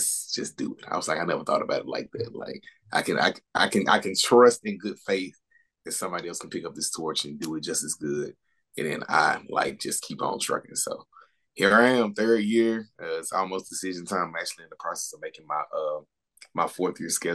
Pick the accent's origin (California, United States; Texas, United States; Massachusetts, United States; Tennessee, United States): Tennessee, United States; Memphis; moved away as an adult; also born or lived in South Africa; I'm originally from Memphis, Tennessee.